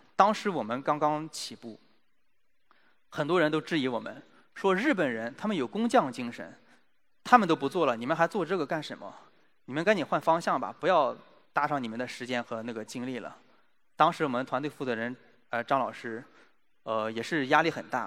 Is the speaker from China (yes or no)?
yes; China; 我们中国人